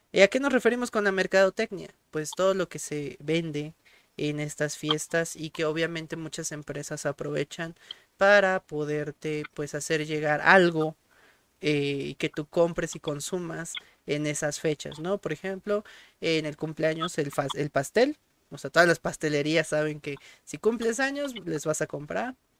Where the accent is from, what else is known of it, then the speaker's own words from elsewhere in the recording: Mexico; la identidad en este caso de nosotros como mexicanos